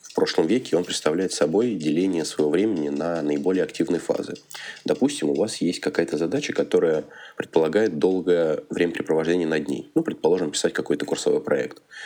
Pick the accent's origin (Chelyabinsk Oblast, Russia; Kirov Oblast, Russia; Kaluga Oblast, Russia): Kaluga Oblast, Russia; Kaluga; moved away as an adult; now in Moscow, Russia; Я родом с Калуги. Уже третий год учусь и живу в Москве